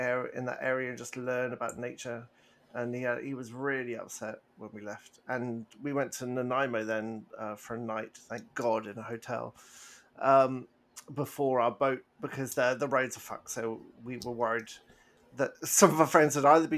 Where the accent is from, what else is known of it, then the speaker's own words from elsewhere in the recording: England, United Kingdom; moved away; I did feel very, very English